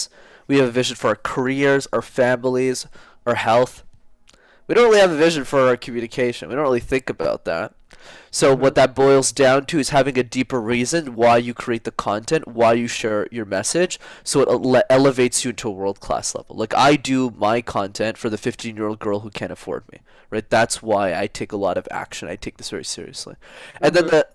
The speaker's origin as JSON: {"language": "English", "town": "Montreal", "region": "Quebec", "country": "Canada", "tie": "born or raised there", "said": "I grew up in Montreal, where I still live in Canada."}